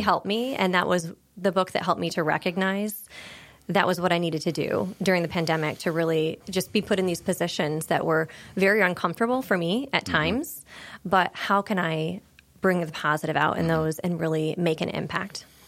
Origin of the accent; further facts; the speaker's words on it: Pennsylvania, United States; moved away as an adult; also born or lived in Corning, New York; now in Wilmington, United States; I grew up in a very small town in Pennsylvania, just across the border of New York State